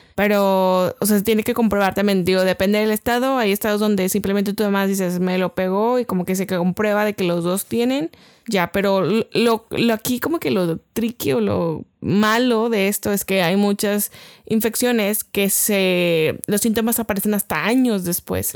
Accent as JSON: {"language": "Spanish", "country": "Mexico", "said": "nuestro amado México"}